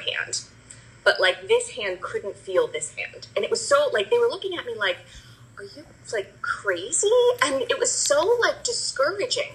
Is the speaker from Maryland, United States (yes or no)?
no; New Jersey, United States; moved away as an adult; now in Bucks County, Pennsylvania, United States; I grew up in New Jersey